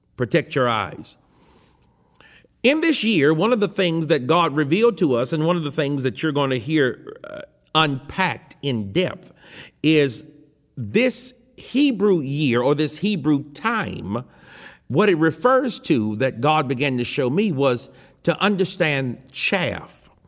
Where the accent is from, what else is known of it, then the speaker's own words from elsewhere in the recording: United States; I am an American